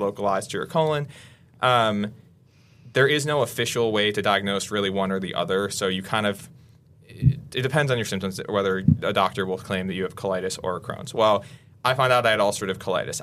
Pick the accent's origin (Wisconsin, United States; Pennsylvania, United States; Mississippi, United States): Wisconsin, United States; Waukesha; moved away as an adult; I grew up in Waukesha, um, and my family has been in Waukesha for three or four generations now